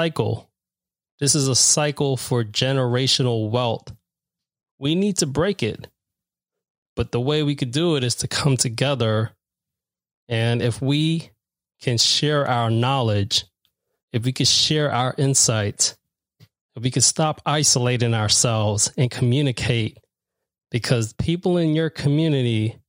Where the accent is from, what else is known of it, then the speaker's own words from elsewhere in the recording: New York City, New York, United States; I'm from Queens.